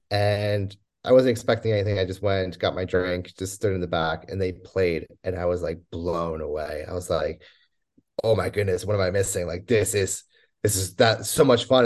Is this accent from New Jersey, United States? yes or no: yes; New Jersey, United States; moved away as an adult; also born or lived in Poland / Scotland; after growing up in New Jersey, I was the first one in my family born